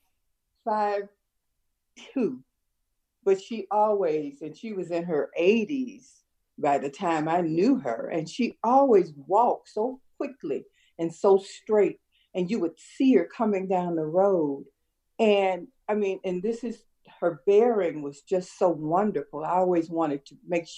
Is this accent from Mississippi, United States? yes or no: no; Chicago, Illinois, United States; also born or lived in South Side, Chicago; I'm very proud of my West Side upbringing.